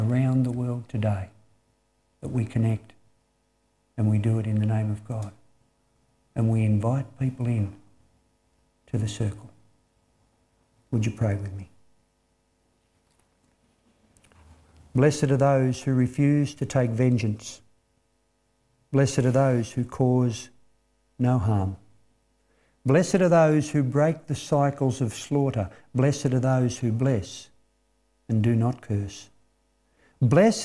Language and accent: English; Australia; us as Australian people.